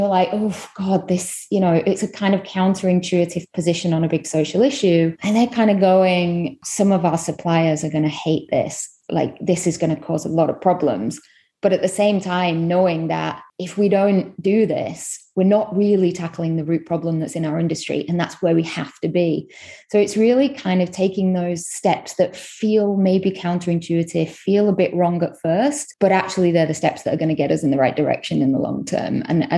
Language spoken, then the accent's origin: English; Manchester, North West England, United Kingdom; accent: UK; moved away as an adult; also born or lived in London / Delhi; now in New York, United States; I am originally from Manchester in the UK, via London, 8 years in Delhi, and the last 2 and a bit years in New York. So my accent might be wavering a little bit at this point.